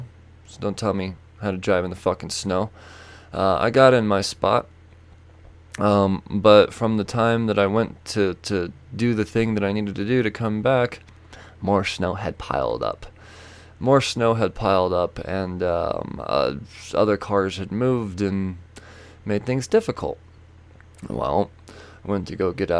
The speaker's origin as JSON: {"language": "English", "country": "United States", "said": "as an American from a distance"}